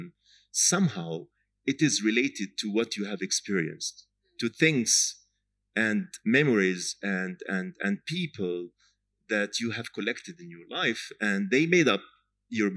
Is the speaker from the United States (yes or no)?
no; Jaffa, Tel Aviv District, Israel; Jaffa, my hometown